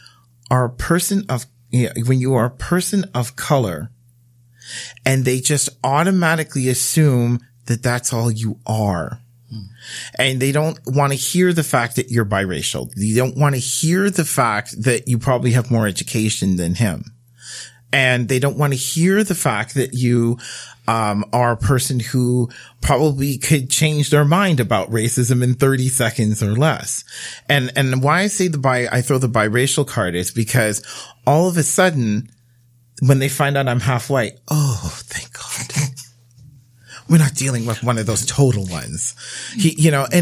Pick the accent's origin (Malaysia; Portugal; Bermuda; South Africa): Bermuda; now in Canada; I grew up in Bermuda